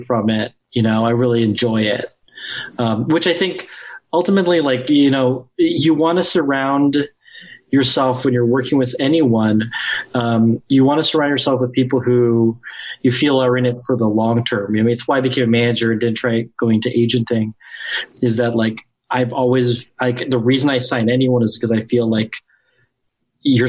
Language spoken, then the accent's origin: English; Ohio, United States; moved away; I'm from Ohio.